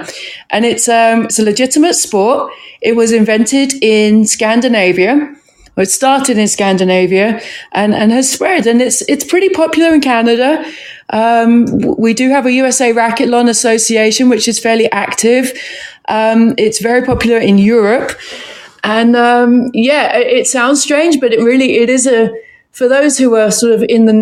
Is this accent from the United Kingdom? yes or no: yes; London, United Kingdom; also born or lived in Camberwell / South Norwood / Croydon / Sussex; now in United States; I'm from just south of London, South London, essentially. Born in Camberwell, lived in South Norwood for some time, was in Croydon for some time, and then the northern end